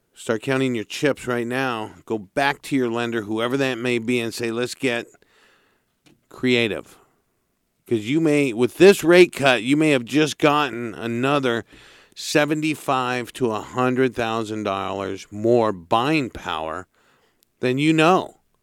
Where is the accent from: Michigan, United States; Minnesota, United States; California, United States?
California, United States; Santa Barbara; Being born and raised in Santa Barbara